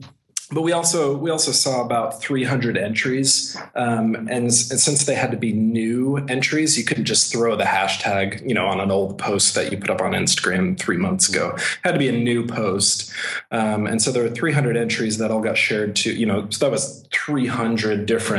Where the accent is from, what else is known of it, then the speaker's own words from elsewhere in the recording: Texas, United States; born there; I was born in Texas, although you probably wouldn't be able to tell.